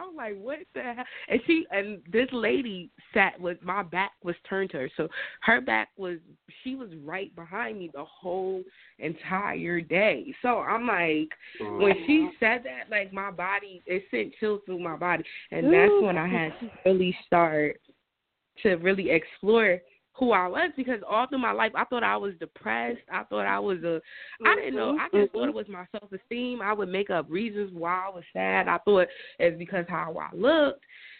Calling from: New Jersey, United States; I'm going from Jersey.

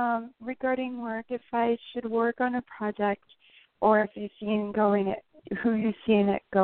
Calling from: New Jersey, United States; I'm calling from New Jersey.

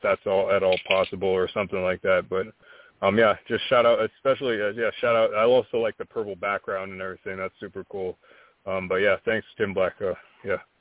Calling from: Albuquerque, New Mexico, United States; I'm calling from Albuquerque, New Mexico.

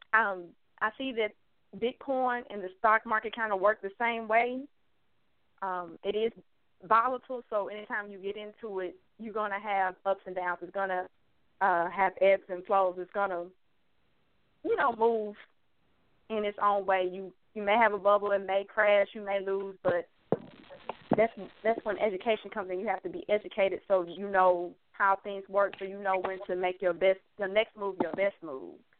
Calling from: Houston, Texas, United States; I'm calling from Houston.

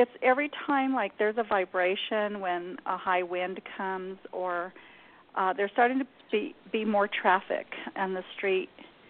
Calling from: New Mexico, United States; I'm in New Mexico.

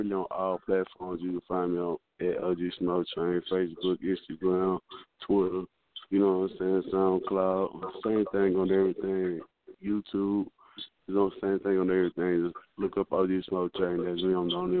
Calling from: Houston, Texas, United States; I'm calling from Houston, Texas. Field Ward, the Jungle Park.

